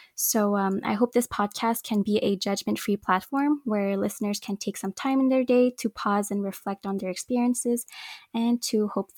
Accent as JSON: {"language": "English", "town": "Montreal", "region": "Quebec", "country": "Canada", "tie": "born or raised there", "said": "I was born and raised in Montreal."}